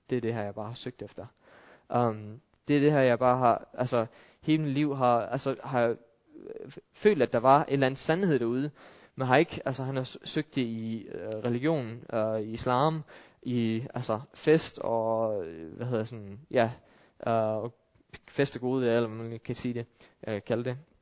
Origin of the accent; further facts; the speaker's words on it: Denmark